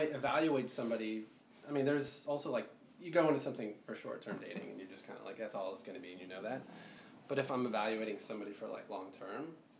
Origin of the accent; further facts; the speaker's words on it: India; because it's like Eastern culture, I'm Indian